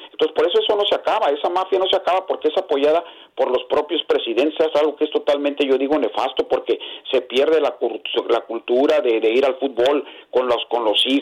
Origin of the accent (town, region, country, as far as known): Mexico